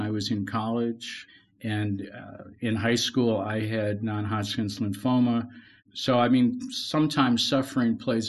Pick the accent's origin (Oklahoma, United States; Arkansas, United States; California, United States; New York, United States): New York, United States; Western; I grew up in Western New York in a family that was solidly Christian, came to Christ at a very young age.